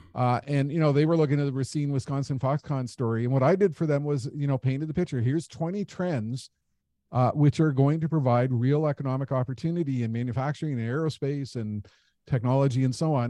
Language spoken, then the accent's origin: English; Canada; as a Canadian